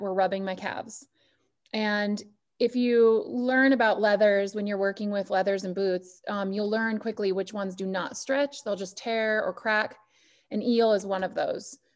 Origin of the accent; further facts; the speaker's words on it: Butte, Montana, United States; now in Harrison, United States; Originally, I'm from Butte